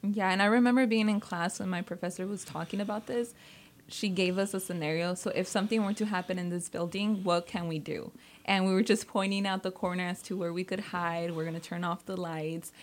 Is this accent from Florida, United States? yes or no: no; Salinas, California, United States; also born or lived in San Jose; I was born and raised in Salinas